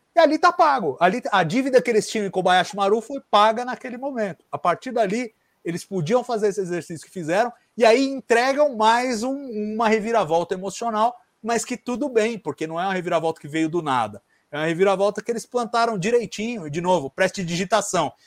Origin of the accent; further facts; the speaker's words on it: Brazil; Nós somos brasileiros